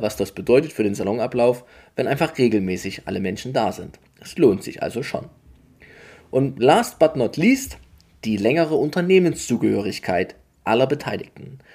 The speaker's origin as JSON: {"language": "German", "region": "Saxony", "country": "Germany", "said": "bei uns in Sachsen"}